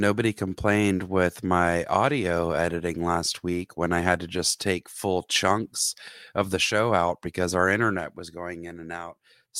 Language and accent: English; Roswell, Georgia, United States; I then moved on a year later at 14 to Dunkin' Donuts in Roswell, Georgia, my hometown.